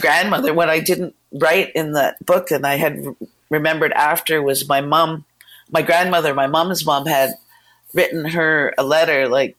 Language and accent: English; Toronto, Ontario, Canada; we were raised in Toronto.